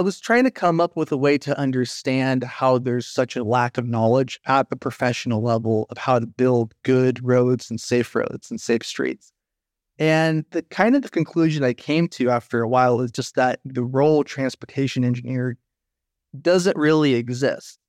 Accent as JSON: {"language": "English", "country": "United States", "also_born_or_lived": "Sacramento, California", "moved": "as an adult", "lives_now": "Netherlands", "said": "I'm a transportation engineer from the United States"}